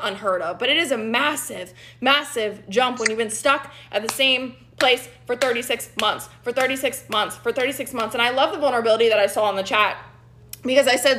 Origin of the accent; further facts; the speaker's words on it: Dallas, Texas, United States; I'm from Dallas, Texas